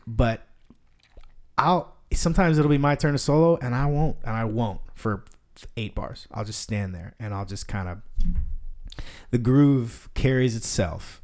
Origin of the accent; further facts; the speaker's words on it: Denton, Texas, United States; also born or lived in Fort Worth; I grew up in Denton. I went to high school in Denton.